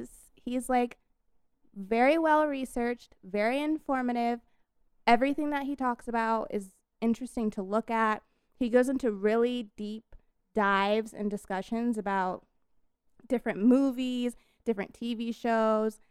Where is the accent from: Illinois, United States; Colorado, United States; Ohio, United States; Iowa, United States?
Colorado, United States; I am from Colorado